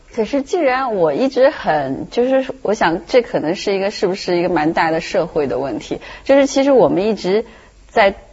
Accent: China; 我觉得这好像是我们中国人身上很自然的一种东西

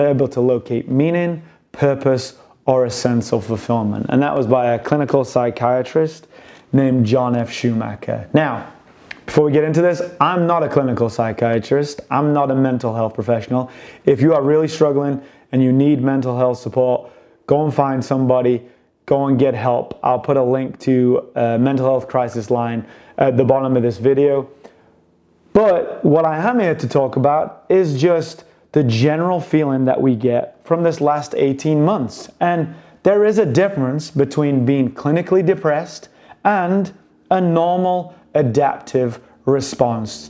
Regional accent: United Kingdom; I'm British

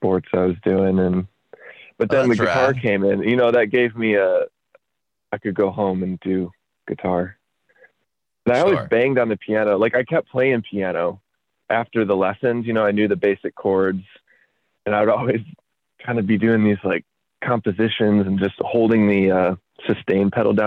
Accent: Traverse City, Michigan, United States; also born or lived in Holland, Michigan; now in Grand Rapids, United States; I was born nearby in a town called Holland, but then was raised in a town north of Grand Rapids by about 2 hours called Traverse City.

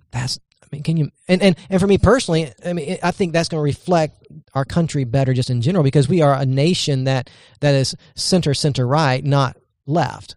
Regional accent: United States; as an American citizen

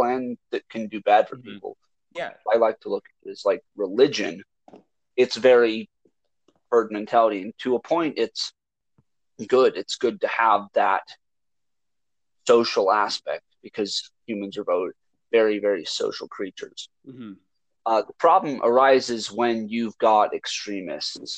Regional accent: United States; I am an American. I live in the United States. I have never been outside of the country

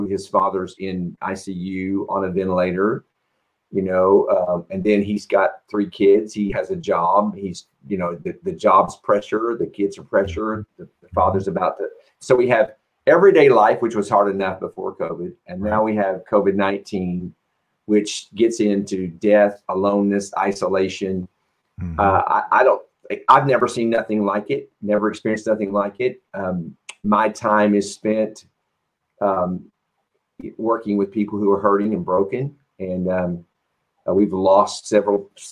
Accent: Indiana, United States; I was raised in Indiana

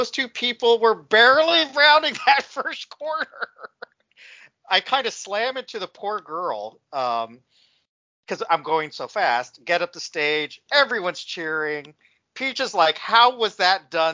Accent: Texas, United States; I'm from Texas

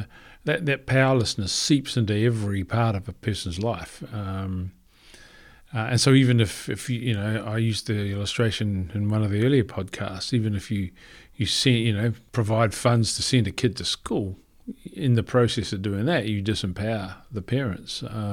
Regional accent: New Zealand; And I mean, you know, we came from New Zealand. We didn't really have a hibiscus tree where we lived.

